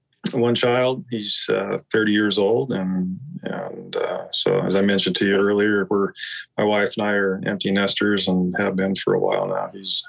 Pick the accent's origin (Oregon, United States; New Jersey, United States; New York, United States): Oregon, United States; Aloha; also born or lived in Vernonia, Oregon; I grew up in Alloa, which is kind of one of the suburbs of I'm sure most people know Portland. Grew up out in Alloa